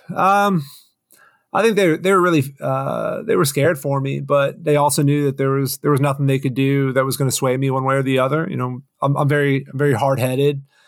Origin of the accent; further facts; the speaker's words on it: Florida, United States; moved away; also born or lived in Boston / Washington; I'm a Florida boy, actually. So spent, uh, first half of my life down there